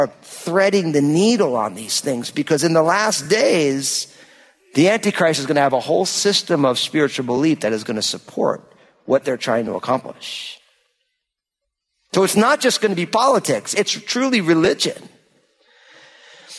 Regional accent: United States; I am proud to be an American

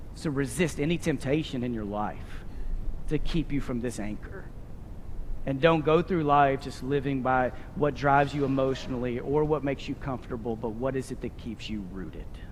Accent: Abilene, Texas, United States; moved away; We're Abilenians from Texas

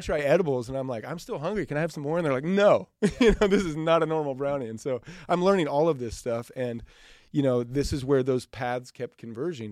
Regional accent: Boise, Idaho, United States; growing up in Idaho, it's, we're, it was just kind of a, it's not like there was any large church

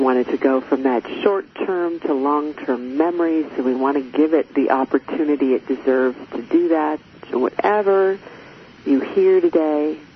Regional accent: United States; I am American

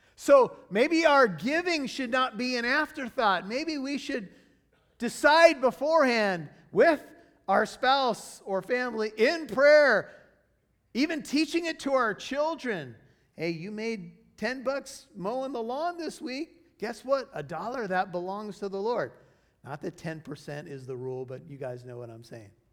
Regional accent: United States; my life as an American

